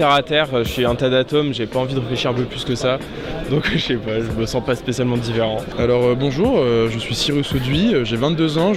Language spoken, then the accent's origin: French; China; French is a second language; j'ai 22 ans. Et je me sens différente parce que je ne suis pas française, je suis chinoise.